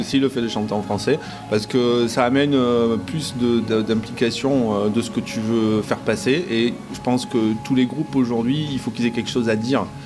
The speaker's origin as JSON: {"language": "French", "region": "southern France", "country": "France", "said": "nous, dans le sud, hein, nous, on est proche de l'Espagne"}